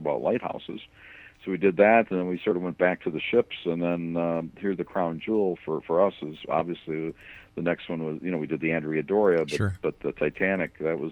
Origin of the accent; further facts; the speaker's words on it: United States; I grew up on the Great Lakes. I grew up between Chicago and Milwaukee on Lake Michigan.